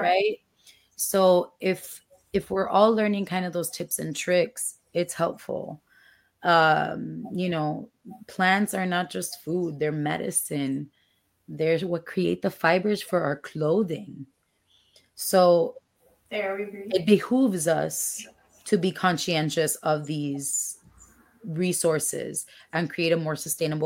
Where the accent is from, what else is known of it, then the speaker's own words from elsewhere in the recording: Dominican Republic; moved away; I grew up in DR, and over there, the stoves are still gas